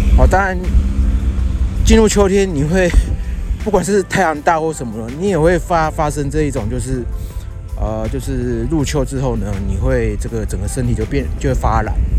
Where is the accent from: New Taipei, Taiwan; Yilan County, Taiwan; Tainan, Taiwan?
Yilan County, Taiwan; Yilan; now in Taipei, Taiwan; 我现在人呢，是在我的老家，哦，在宜兰